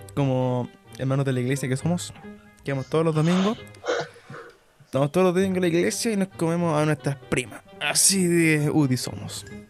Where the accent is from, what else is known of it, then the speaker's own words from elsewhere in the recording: Chile; como chileno que soy